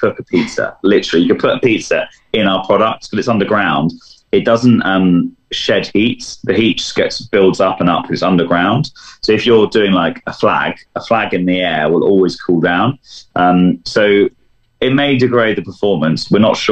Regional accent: London, United Kingdom; as a Londoner

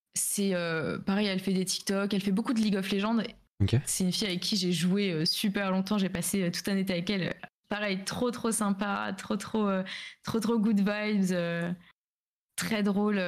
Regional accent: Alsace, Grand Est, France; je viens d'Alsace

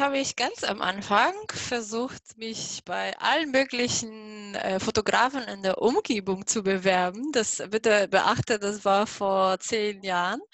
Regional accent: Poland; German is a second language; moved away as an adult; now in Germany; ursprünglich komme ich aus Polen. Deswegen bitte nicht wundern, dass mein Deutsch so komisch ist.

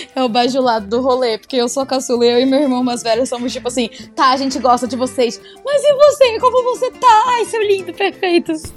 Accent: Manaus, Amazonas, Brazil; moved away as an adult; now in São Paulo, Brazil; Eu, eu sou de Manaus

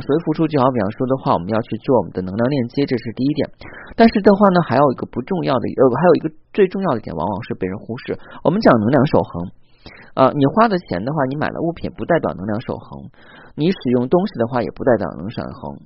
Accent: China; 我们中国人讲冬至吃饺子

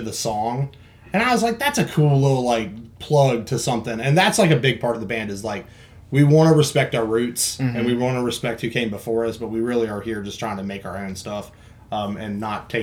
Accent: Roanoke, Virginia, United States; also born or lived in Sebring, Florida; I lived in Florida. I'm originally from Roanoke, Virginia.

